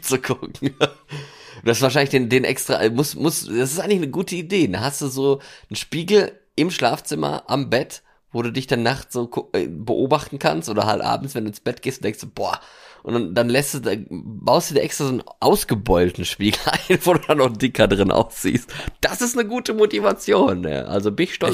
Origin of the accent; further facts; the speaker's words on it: Germany; ich komme nicht aus Deutschland. komme ich